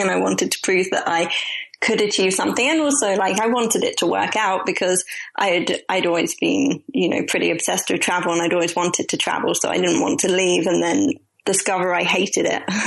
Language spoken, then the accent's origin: English; London, United Kingdom; I'm originally from London